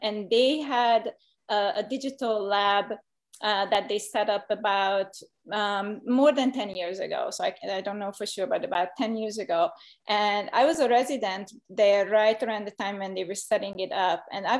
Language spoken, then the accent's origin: English; Hungary; moved away as an adult; now in United States; So I've been doing ceramics since 1993, when I came to the US from Hungary, and with a medical degree, I thought ceramics is just going to be a hobby